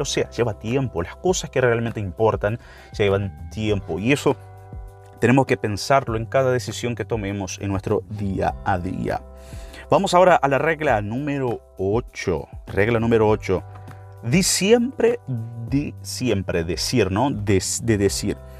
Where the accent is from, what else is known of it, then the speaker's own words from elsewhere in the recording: Brazil; Spanish is a second language; Para nosotros brasileños